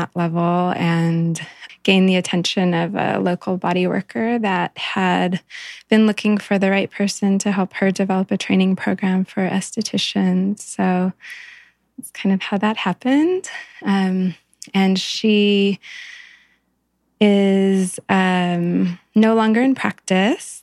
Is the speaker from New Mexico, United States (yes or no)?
yes; New Mexico, United States; I was raised in New Mexico